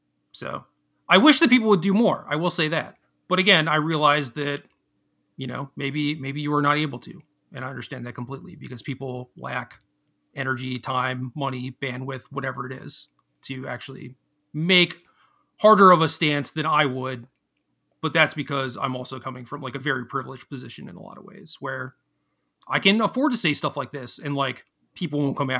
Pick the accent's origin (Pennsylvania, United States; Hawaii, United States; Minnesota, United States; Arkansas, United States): Minnesota, United States; born there; And I was born in Minnesota, dude.